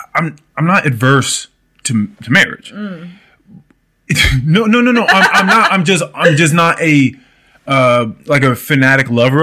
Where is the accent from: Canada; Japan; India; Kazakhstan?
India; Now, it could have been I grew up in India.